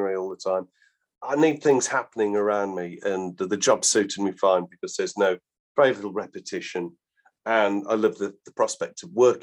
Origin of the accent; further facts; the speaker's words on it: Balsall Common, West Midlands, United Kingdom; where I was brought up in Borstal Common, the nearest big factory was Coventry Massey Ferguson